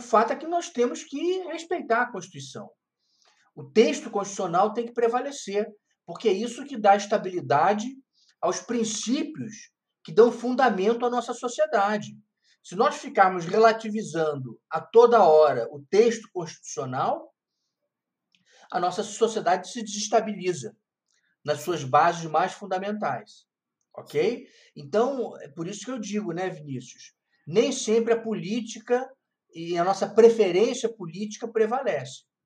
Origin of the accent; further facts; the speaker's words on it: Rio de Janeiro, Brazil; moved away as an adult; now in Brasília, Brazil; sou natural do Rio de Janeiro, embora, embora, embora moro em Brasília